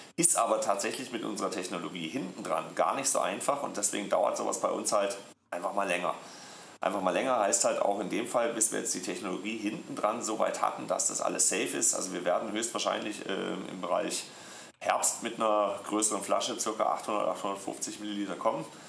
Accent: Black Forest, Baden-Württemberg, Germany; accent: Swabian; moved away as an adult; also born or lived in Deister, Lower Saxony; mein Ursprung, ich weiß nicht, ob ich es dir schon mal erzählt hatte, ist ja der Schwarzwald

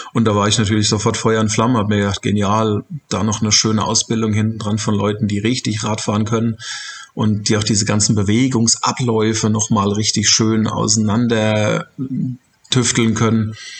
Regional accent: Germany; bei uns in Deutschland

